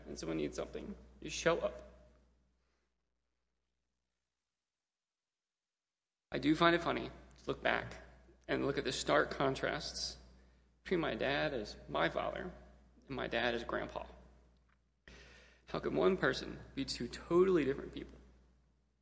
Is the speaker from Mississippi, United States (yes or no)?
yes; Gulfport, Mississippi, United States; our church, which was also our school, good Southern Baptist, super strict school down in Gulfport, Mississippi, called Temple Christian Academy